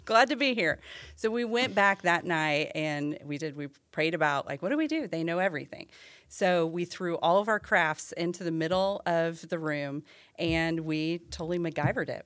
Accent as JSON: {"language": "English", "region": "Illinois", "country": "United States", "said": "I'm from Illinois"}